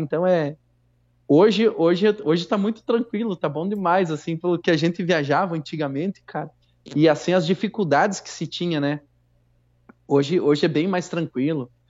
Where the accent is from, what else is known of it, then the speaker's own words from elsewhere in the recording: Santo Ângelo, Rio Grande do Sul, Brazil; aqui pela minha cidade, sou de Santo Ângelo